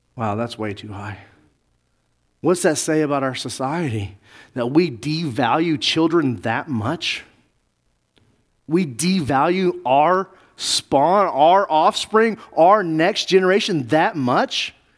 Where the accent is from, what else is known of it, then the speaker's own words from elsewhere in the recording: Navajo and Zuni reservations, Southwest, United States; I grew up on the Navajo Zuni reservations